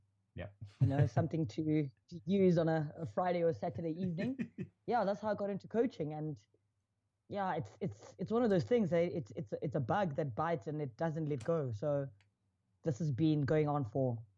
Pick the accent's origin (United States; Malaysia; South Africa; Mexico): South Africa; I am a South African ex-national player.